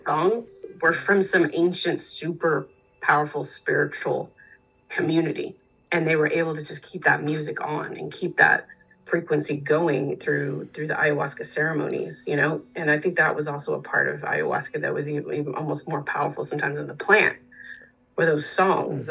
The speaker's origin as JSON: {"language": "English", "region": "Texas", "country": "United States", "tie": "born or raised there", "also_born_or_lived": "New York City", "moved": "yes", "said": "I I grew up in in Texas"}